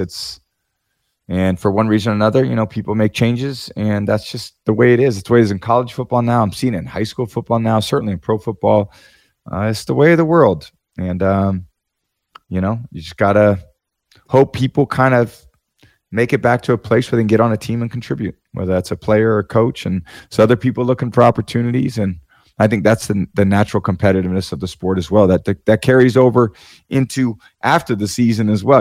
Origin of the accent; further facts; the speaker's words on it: Bay Area, Northern California, United States; I was growing up in the Bay Area